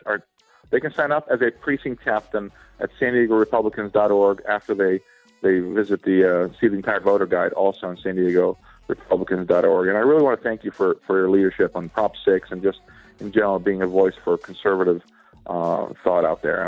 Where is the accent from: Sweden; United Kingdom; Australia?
Sweden; now in United States; I was born and raised in Sweden